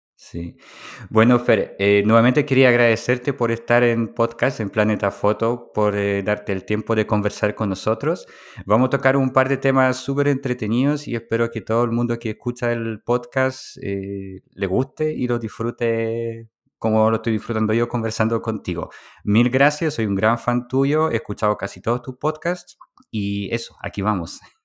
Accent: Poland; moved away; Polonia, que es mi país natal

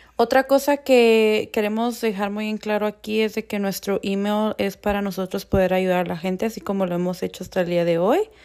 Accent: northern Mexico, Mexico; now in Denver, United States; orgullosamente mexicana, nacida en el norte de México

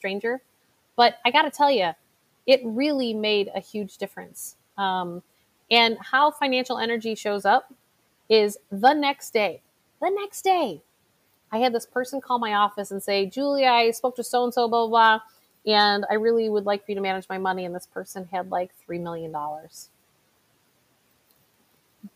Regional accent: Chicago, Illinois, United States; my hometown, which is Chicago

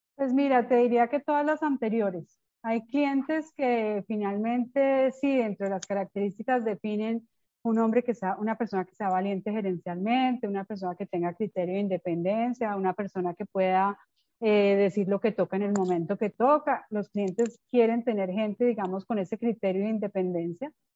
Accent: Bogotá, Colombia; accent: rolo; moved away as an adult; now in Medellín, Colombia; soy bogotana de origen, hace cerca de 21 años, aunque no parezca vivo en Medellín.

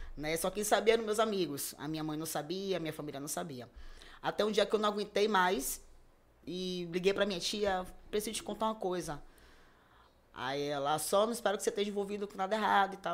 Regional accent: Salvador, Bahia, Brazil; me afastei um pouco do bairro que eu nasci e fui criado, que foi é aqui em Cajazeiras 7

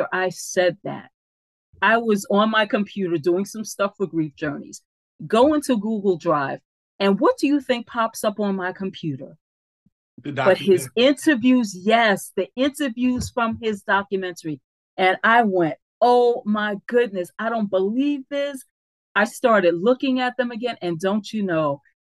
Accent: New York City, New York, United States; In the area where we grew up in the Bronx, our public housing development is called Bronx River.

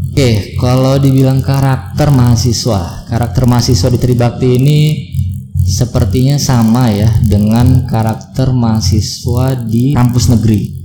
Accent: Serang, Banten, Indonesia; moved away as an adult; also born or lived in Dumai, Riau / Bogor; kelas 5 SD sampai 6 SD itu pindah ke Serang. Jadi asli orang tua saya itu adalah di Serang, kemudian SMP, SMA saya di Serang

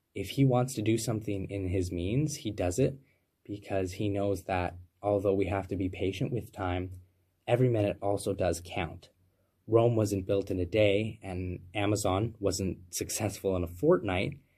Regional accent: Canada; I'm a Canadian free thought advocate

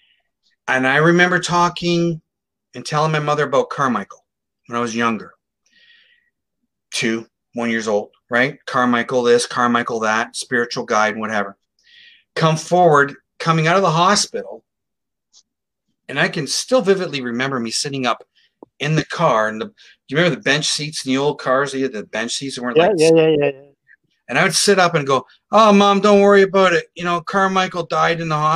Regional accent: Sarnia, Ontario, Canada; Sarnia, my hometown

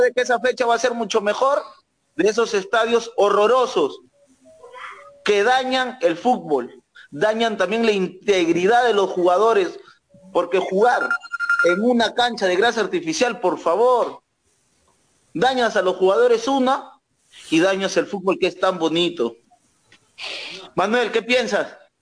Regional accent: Cayaltí, Lambayeque, Peru; acá en mi tierra, Cayaltí, de Perú

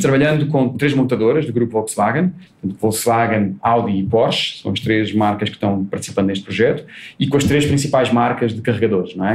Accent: Portugal; accent: Portuguese; moved away as an adult; now in Brazil

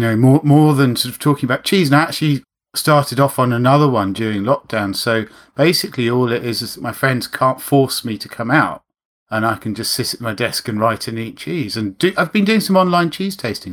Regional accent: London, United Kingdom; also born or lived in Rotherhithe, London; I'm from Putney

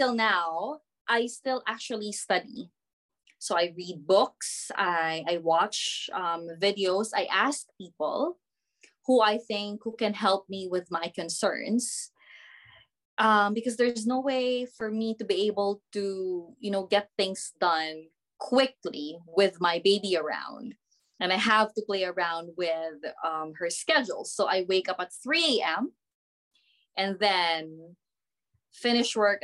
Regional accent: Philippines; moved away as an adult; now in New Zealand; I'm from the Philippines

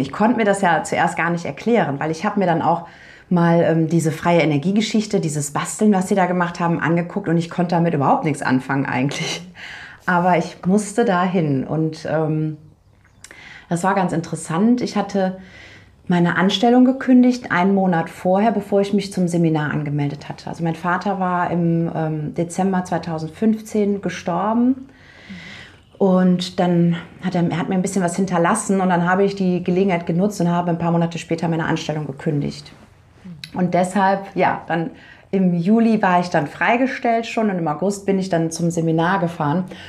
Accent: Cologne, North Rhine-Westphalia, Germany; moved away as an adult; now in Paraguay; wir kommen aus NRW beide.

